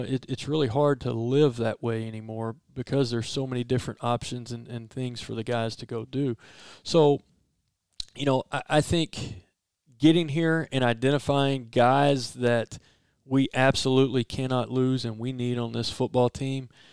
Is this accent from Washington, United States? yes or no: no; Port Arthur, Texas, United States; also born or lived in Nederland, Texas; now in Starkville, United States; my family are, are, are, all coaches back in Southeast Texas. I was born in Port Arthur. I went to Nederland High School